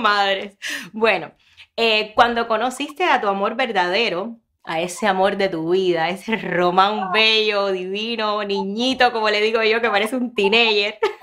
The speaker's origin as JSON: {"language": "Spanish", "town": "Ranchuelo", "region": "Villa Clara", "country": "Cuba", "moved": "yes", "lives_now": "Miami, United States", "said": "yo soy de ranchuelo"}